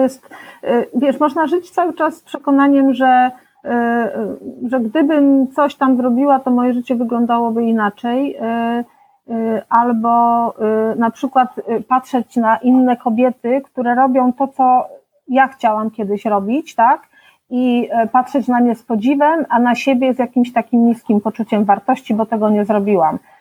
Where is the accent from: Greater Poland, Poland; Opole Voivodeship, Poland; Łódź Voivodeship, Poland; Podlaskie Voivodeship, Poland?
Greater Poland, Poland; Pleszew; also born or lived in Poznań; wychowałam się w Pleszewie